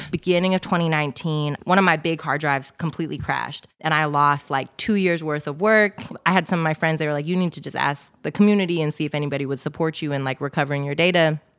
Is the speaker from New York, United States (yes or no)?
no; Oakland, California, United States; Uh, I love it because I'm from Oakland and like people hyping is just like part of the culture, right?